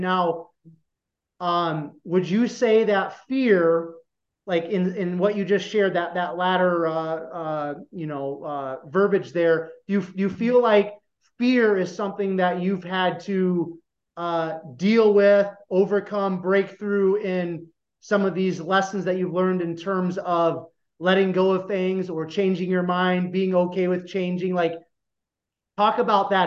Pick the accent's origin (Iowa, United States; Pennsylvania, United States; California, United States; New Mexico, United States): Iowa, United States; I grew up in a small town, less than five thousand people in Iowa